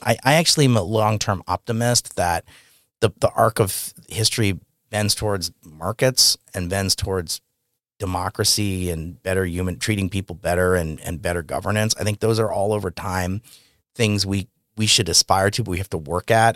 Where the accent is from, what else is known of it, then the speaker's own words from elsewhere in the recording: New York, United States; I grew up in New York